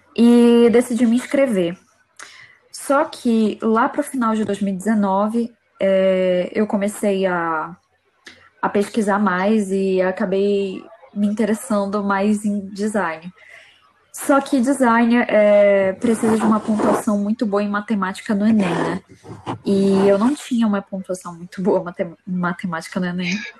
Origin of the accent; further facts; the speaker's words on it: Manaus, Amazonas, Brazil; moved away as an adult; now in Coimbra, Portugal; Eu sou de Manaus, Amazonas